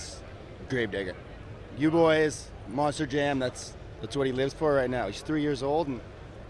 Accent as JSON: {"language": "English", "region": "Alberta", "country": "Canada", "said": "Canada. Alberta."}